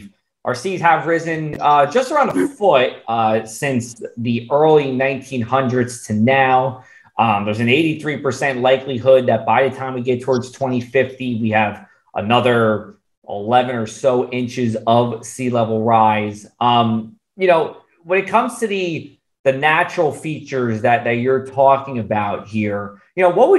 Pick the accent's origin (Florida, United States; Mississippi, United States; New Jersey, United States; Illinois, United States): New Jersey, United States; Brigantine; You know, just growing up in Brigantine and, you know, still being very active with the waterways